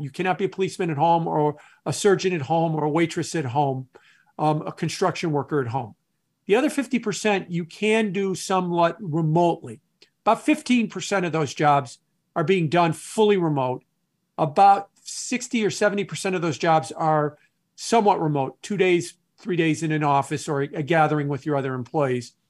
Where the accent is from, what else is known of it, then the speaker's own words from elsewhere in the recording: Chicago, Illinois, United States; also born or lived in New York City / Milwaukee, Wisconsin; I'm a Midwesterner. I've, um, was born and raised in the Chicago area, left and went to New York for several years, and now I'm back in the Chicago area.